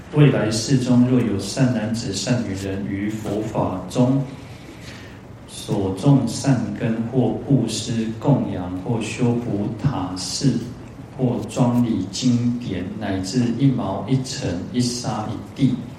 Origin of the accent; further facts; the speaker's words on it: Taiwan; 尤其我们台湾人戴口罩还蛮习惯的啦